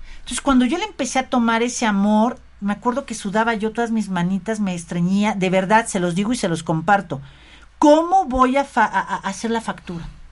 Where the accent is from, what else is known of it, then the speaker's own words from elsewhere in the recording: Mexico; como mexicanos, ¿sabes? Como mexicanos